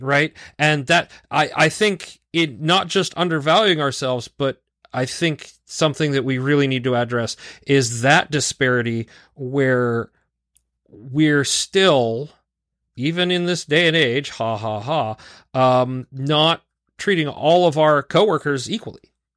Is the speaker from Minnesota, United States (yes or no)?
no; North Carolina, United States; accent: southern; also born or lived in Pennsylvania; I was born in Pennsylvania, and we moved to North Carolina when I was, like, four